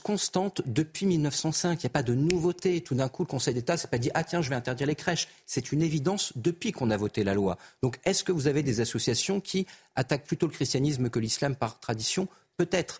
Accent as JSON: {"language": "French", "town": "Clermont-Ferrand", "region": "Auvergne-Rhône-Alpes", "country": "France", "said": "je viens de Clermont-Ferrand et je viens des quartiers difficiles de Clermont-Ferrand"}